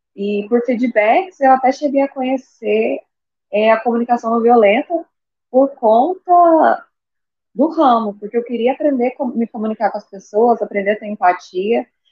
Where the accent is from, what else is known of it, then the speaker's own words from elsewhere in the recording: Goiânia, Goiás, Brazil; eu sou de Goiânia